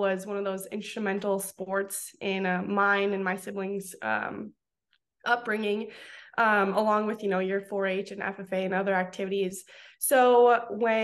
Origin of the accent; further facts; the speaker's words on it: Crystal Springs, North Dakota, United States; moved away as an adult; I grew up in South Central North Dakota on my family's fourth generation commercial and cow-calf operation